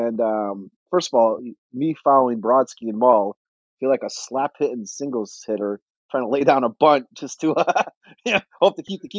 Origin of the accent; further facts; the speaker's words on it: Northwest Connecticut, United States; moved away; I'm from Northwest Connecticut, where me and my best buddy were the only Met fans in 86.